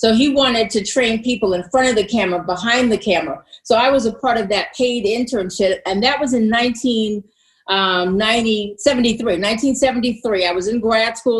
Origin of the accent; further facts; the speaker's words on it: Washington, District of Columbia, United States; moved away as an adult; now in Pittsburgh, United States; I'm from Washington, D.C.